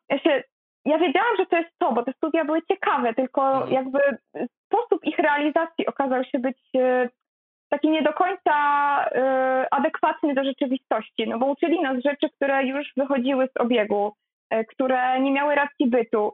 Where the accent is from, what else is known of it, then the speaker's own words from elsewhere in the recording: a village in Greater Poland, Poland; moved away as an adult; now in Poznań, Poland; ja pochodzę z bardzo małej miejscowości, z wsi tak naprawdę wielkopolskiej